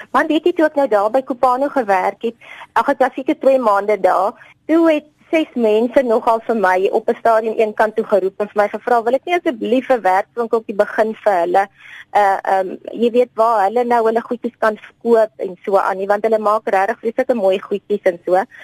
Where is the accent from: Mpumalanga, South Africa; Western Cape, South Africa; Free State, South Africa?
Free State, South Africa; Bloemfontein; Ek is maar 'n bloemfonteiner. Ek het maar hier groot geword.